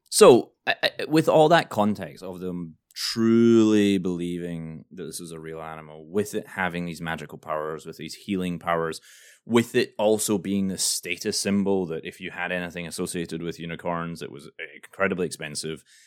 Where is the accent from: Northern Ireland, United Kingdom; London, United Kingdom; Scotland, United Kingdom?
Scotland, United Kingdom; now in New York, United States; I'm Scottish